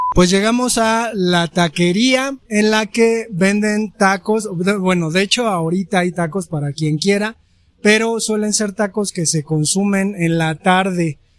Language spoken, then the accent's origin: Spanish; Mexico; nosotros los mexicanos